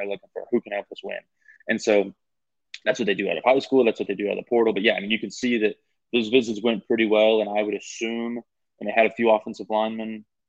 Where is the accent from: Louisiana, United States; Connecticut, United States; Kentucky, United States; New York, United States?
Louisiana, United States; Because I'm from Louisiana originally. I was born and raised there. I was a huge LSU fan.